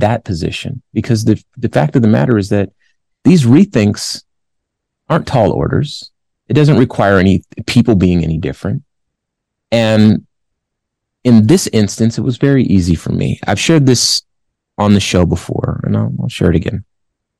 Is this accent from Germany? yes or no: no; California, United States; And my family's from California. I'm from California.